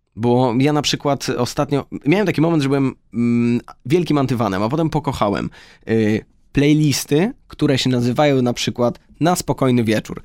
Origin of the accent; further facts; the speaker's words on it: Lublin, Lublin Voivodeship, Poland; moved away; my, e, oboje oryginalnie jesteśmy z Lublina